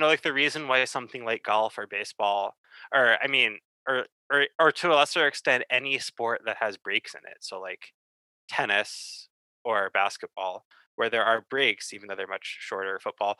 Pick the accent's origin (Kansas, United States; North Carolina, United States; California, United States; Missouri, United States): North Carolina, United States; Chapel Hill; I grew up in Chapel Hill, North Carolina, and went to UNC.